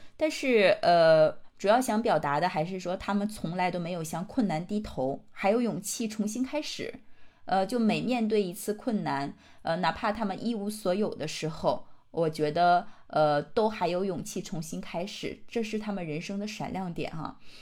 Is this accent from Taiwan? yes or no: no; China; 我们中国人